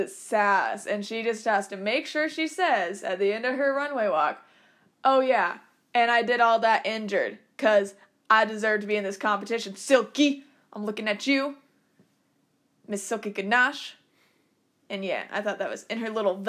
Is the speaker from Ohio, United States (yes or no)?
no; Fromberg, Montana, United States; I'm from Fromberg, Montana